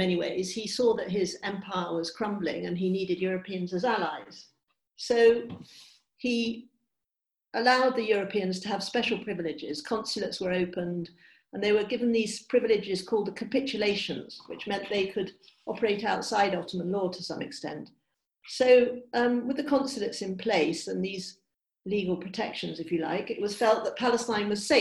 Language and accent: English; England, United Kingdom; I'm English.